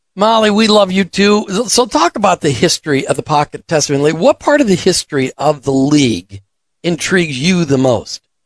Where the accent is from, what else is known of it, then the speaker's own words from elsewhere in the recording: Minnesota, United States; I grew up in Minnesota